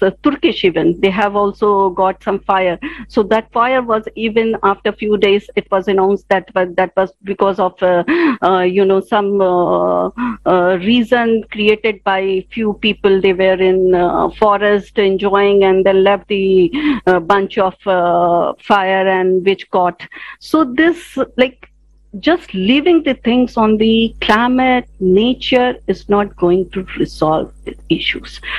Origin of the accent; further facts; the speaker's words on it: India; I am from India